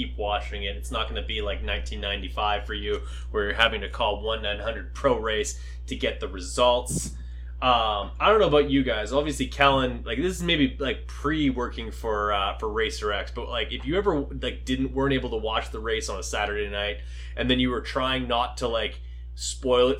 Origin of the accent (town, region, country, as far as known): Canada